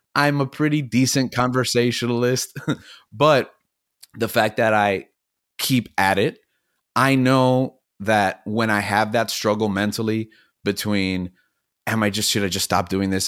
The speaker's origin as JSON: {"language": "English", "town": "Miami", "region": "Florida", "country": "United States", "tie": "born or raised there", "also_born_or_lived": "New York City", "said": "we moved here where I'm from, Miami, Florida, and I grew up most of that adolescent youth"}